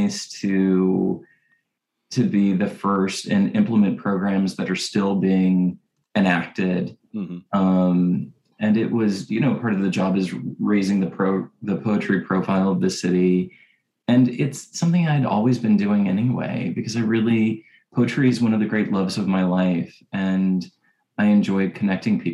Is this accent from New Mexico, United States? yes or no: no; Ballwin, Missouri, United States; moved away as an adult; also born or lived in St. Louis, Missouri; now in Los Angeles, United States; I grew up in Baldwin, Missouri